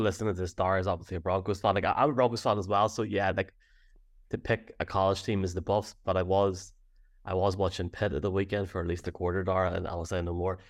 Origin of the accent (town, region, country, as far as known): Ireland